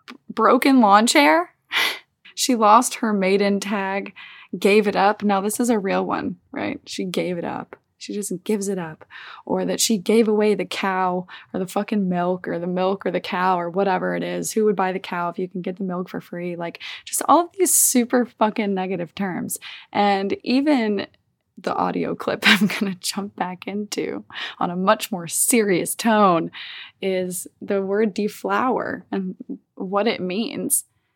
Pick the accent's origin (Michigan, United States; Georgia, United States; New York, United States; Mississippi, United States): Mississippi, United States; Olive Branch; in my hometown in Olive Branch, Mississippi